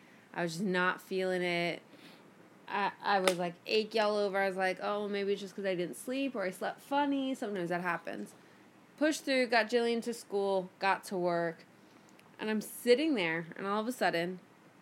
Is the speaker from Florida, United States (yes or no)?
yes; Miami, Florida, United States; moved away; go home to Miami